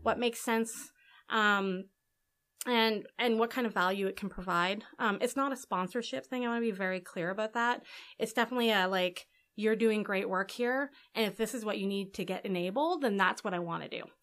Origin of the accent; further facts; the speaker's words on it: Edmonton, Alberta, Canada; also born or lived in New York; now in Vancouver, Canada; I'm from Alberta